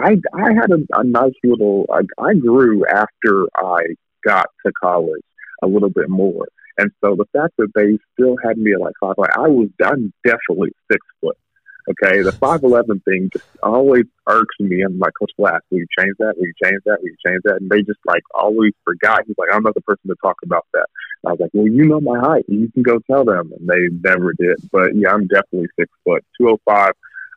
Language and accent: English; Rowlett, Texas, United States; was born and raised in Dallas, Texas, Rowlett, Texas, to be exact. My parents are two immigrants from Nigeria, so that's me, Nigeria, to be exact on that one.